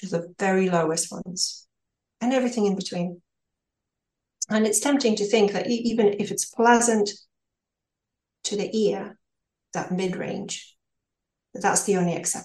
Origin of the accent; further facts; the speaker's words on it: Ukraine; moved away as an adult; also born or lived in United States; I was born in Ukraine, and I left at the age of 19